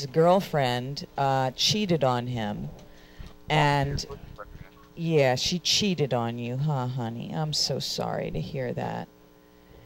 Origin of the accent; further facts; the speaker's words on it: Philadelphia, Pennsylvania, United States; moved away; I'm from Philly